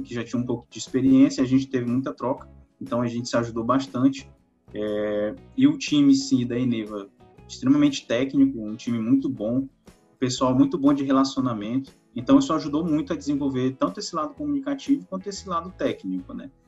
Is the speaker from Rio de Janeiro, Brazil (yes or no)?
no; Lago da Pedra, Maranhão, Brazil; eu sou natural do Maranhão, do interior, cidade de é, Lago da Pedra